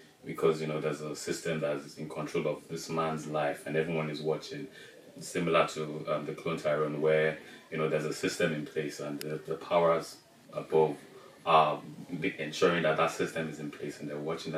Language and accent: English; Nigeria; I'm Nigerian